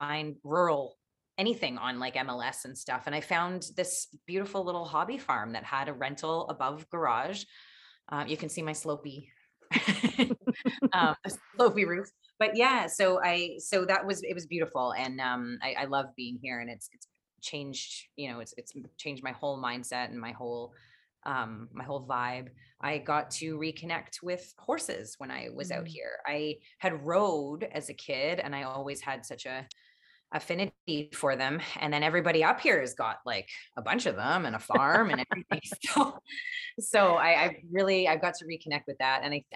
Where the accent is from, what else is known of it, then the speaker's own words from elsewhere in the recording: Richmond Hill, Ontario, Canada; also born or lived in Toronto; I grew up in Richmond Hill, which is a suburb